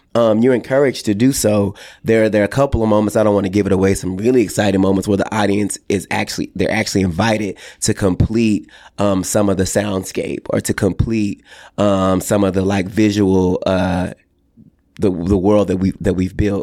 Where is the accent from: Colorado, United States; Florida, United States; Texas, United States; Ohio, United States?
Texas, United States; growing up in the Bible Belt in the Deep South in Texas in a small town